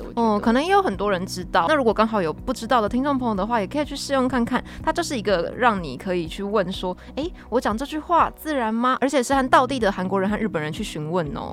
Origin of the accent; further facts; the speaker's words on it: Taiwan; 身为台湾人的我们，其实是有很大的优势的